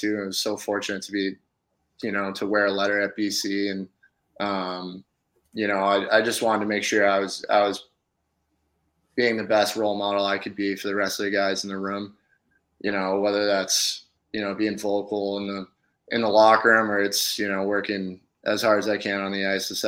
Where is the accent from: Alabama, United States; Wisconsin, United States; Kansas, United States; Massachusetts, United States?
Massachusetts, United States; Billerica; growing up in New England